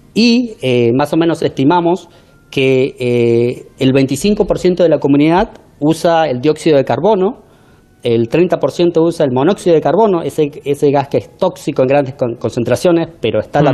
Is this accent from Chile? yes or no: no; Argentina; accent: Argentine; now in United States; buen argentino